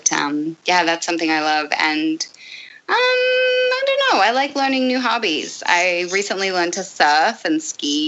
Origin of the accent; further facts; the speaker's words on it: Australia; moved away; I'm from Australia.